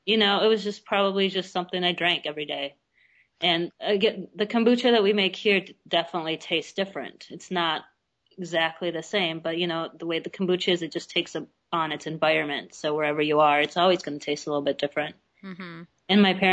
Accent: Russia; born there; I was born in Russia, and that was, you know, what you drank because you didn't have soda or anything else.

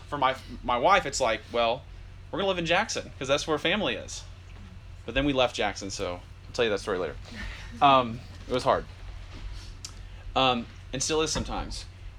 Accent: Germany; born there; We're all born in different countries. I was born in Germany.

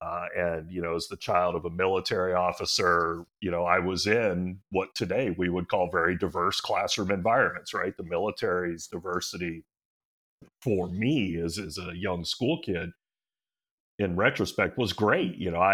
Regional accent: Hawaii, United States; that's how I became a Cleveland sports fan as a kid growing up in Hawaii

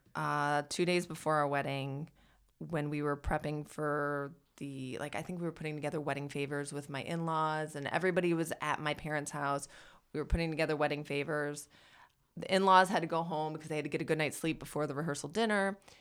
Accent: Michigan, United States; now in Los Angeles, United States; my hometown in Michigan

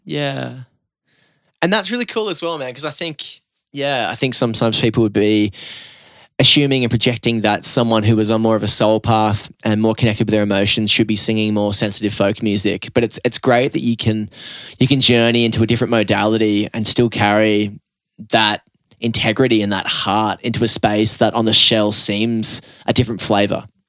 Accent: Newcastle, New South Wales, Australia; growing up in the Newcastle rock and roll scene

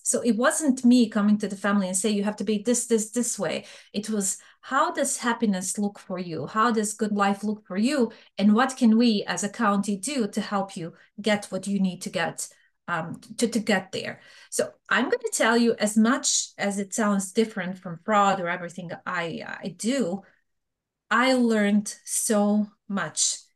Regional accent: Bosnia & Herzegovina; English is a second language; moved away as an adult; also born or lived in Serbia; now in United States; I am originally from Bosnia. I was born in Bosnia, but I'm Serbian by ethnicity

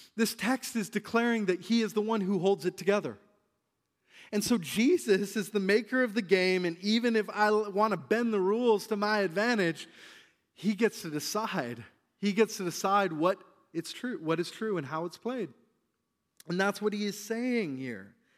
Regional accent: British Columbia, Canada; us as British Columbians

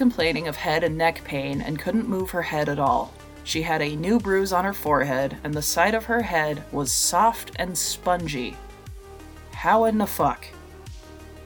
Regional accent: Utah, United States; had to have some ties to my home state

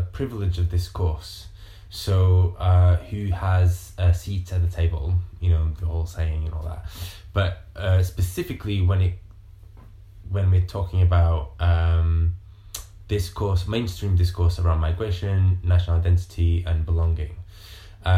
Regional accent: Montemor-o-Velho, Coimbra District, Portugal; moved away as an adult; also born or lived in London, United Kingdom; now in United Kingdom; I lived in a very rural town outside of Coimbra in Portugal called Montemor

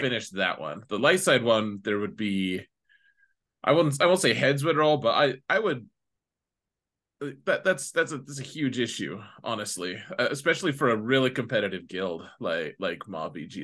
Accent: United States; me being an American

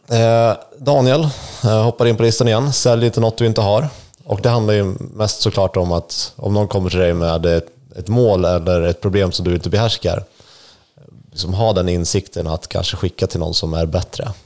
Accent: Sweden; i min hemby

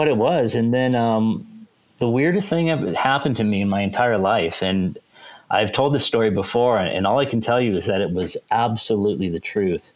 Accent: Seattle, Washington, United States; now in Kansas, United States; I grew up in Seattle

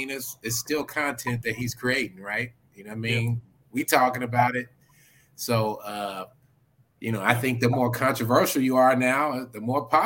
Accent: Oklahoma, United States; I grew up in Oklahoma.

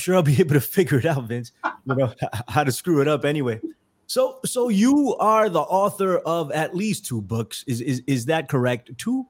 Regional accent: New York, United States; I'm from New York.

